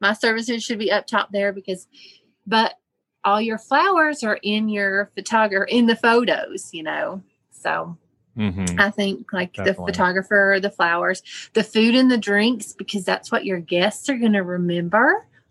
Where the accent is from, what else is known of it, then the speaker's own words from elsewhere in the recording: Weaverville, North Carolina, United States; So Weaverville, you know, went to North Buncombe High School